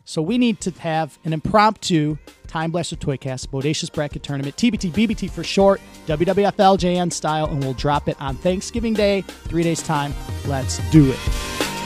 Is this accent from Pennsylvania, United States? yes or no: no; Detroit, Michigan, United States; growing up in Southwest Detroit, my, all my uncles, my grandma, us, we all lived on the same street